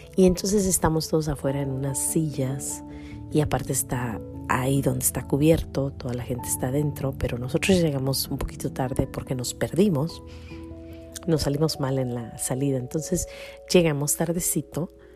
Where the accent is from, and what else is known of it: El Grullo, Jalisco, Mexico; born or raised there